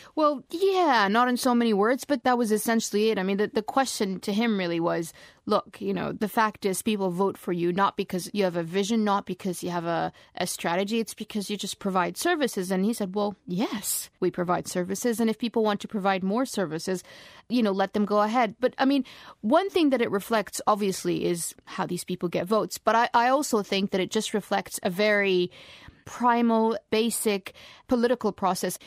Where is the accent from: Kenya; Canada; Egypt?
Egypt; moved away; this was my home country